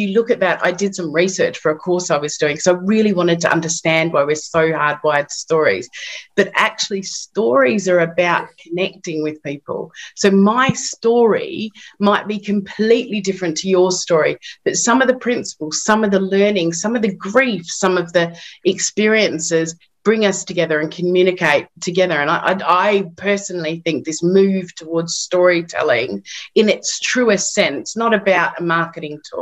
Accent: Perth, Western Australia, Australia; moved away as an adult; also born or lived in London, United Kingdom; now in United Kingdom; I come from Perth, Western Australia originally, and I came to London.

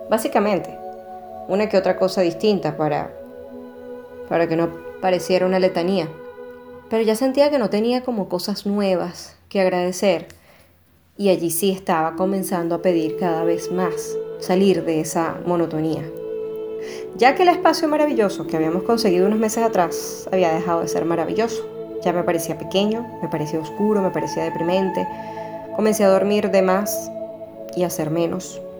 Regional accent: Venezuela; moved away; Aquí estoy y aquí estaré por un tiempo porque ya que salí de Venezuela tengo que hacer que toda esta experiencia y el sacrificio por lo menos valgan la pena.

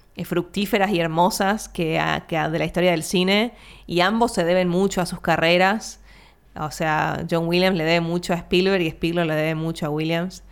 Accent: Argentina

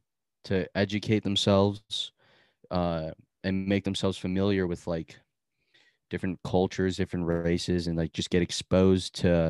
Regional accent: Philippines; I have like pride as a Filipino, you know, and like I appreciate the culture and I understand the culture and all that.

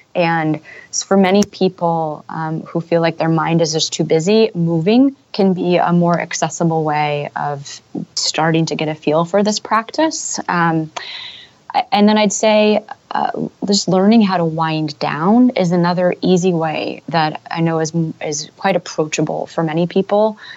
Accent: Silicon Valley, California, United States; moved away as an adult; also born or lived in San Francisco / Europe; I grew up in Silicon Valley.

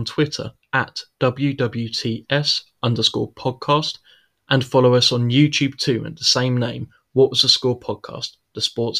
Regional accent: United Kingdom; Obviously, I'm British.

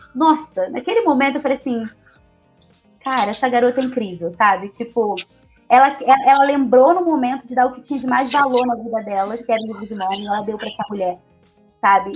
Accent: Rio de Janeiro, Brazil; first language Portuguese; Sou carioca

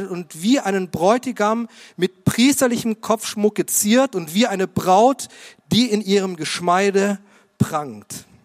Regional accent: Munich, Bavaria, Germany; Ich komme aus München und es war mein erster Anzug

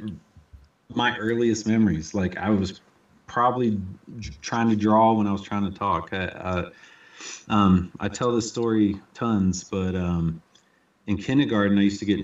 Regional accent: Fayetteville, North Carolina, United States; we grew up in Fayetteville, North Carolina

